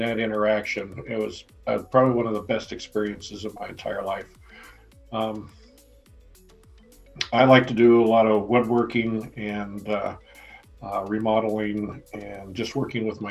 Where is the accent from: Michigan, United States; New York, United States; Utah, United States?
Utah, United States; also born or lived in Pittsburgh, Pennsylvania; now in Pennsylvania, United States; I'm from a little farm town in Utah